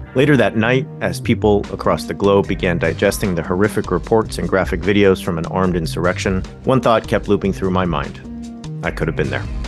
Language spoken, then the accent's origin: English; Orange County, Southern California, United States; Where I grew up in Southern California is really, i, in some sense, the Bible Belt. Uh, Orange County